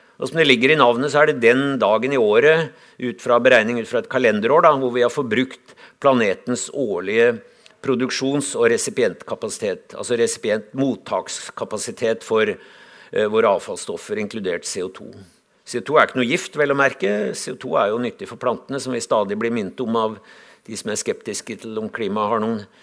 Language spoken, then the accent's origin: Norwegian; Lillehammer, Innlandet, Norway; Jeg kommer fra Lillehammer